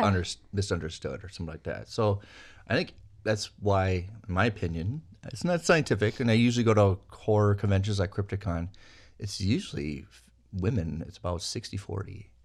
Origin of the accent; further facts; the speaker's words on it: Minnesota, United States; I'm a kid from Minnesota